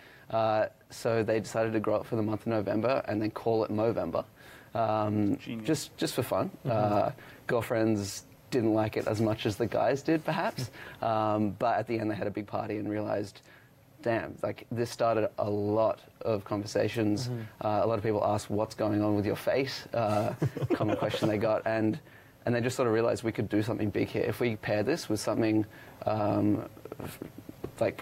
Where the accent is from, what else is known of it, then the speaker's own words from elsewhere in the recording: Australia; moved away as an adult; now in Toronto, Canada; I am Australian